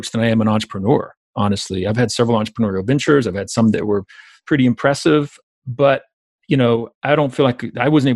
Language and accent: English; South Georgia, United States; I grew up basically in South Georgia